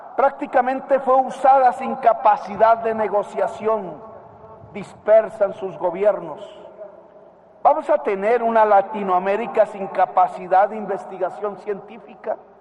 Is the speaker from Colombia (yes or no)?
yes; Colombia; presidente de Colombia, frente al poder legislativo y frente a mi pueblo